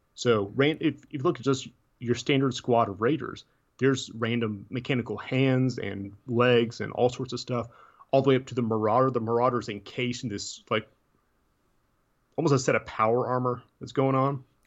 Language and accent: English; Tennessee, United States; I'm from Tennessee. I don't pronounce things right anyways